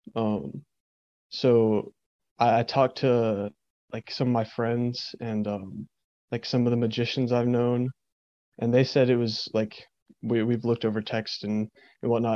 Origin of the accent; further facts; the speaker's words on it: East Tennessee, United States; I grew up in East Tennessee, lived here all my life.